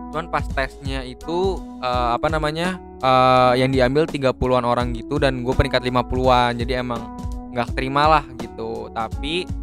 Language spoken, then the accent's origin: Indonesian; Bogor, West Java, Indonesia; karena gue dari apa kita dari Bogor juga